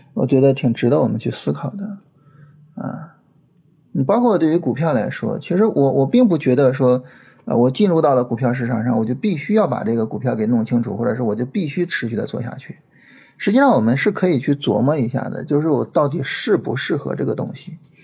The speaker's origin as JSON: {"language": "Chinese", "country": "China", "said": "对于我们中国人来说，这是一个非常，非常特殊的节日"}